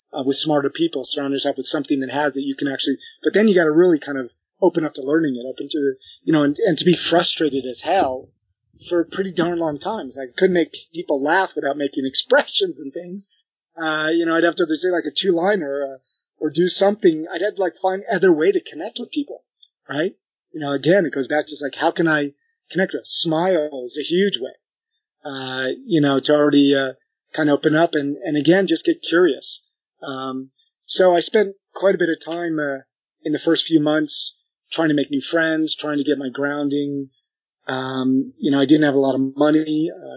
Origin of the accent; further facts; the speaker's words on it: United States; moved away as an adult; also born or lived in Paris, France; took me in as the American of the group